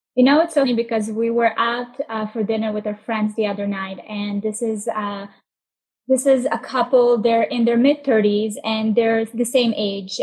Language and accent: English; Israel; moved away; also born or lived in Russia; I grew up in Israel. We moved uh, to Tel Aviv and we just started moving around every year.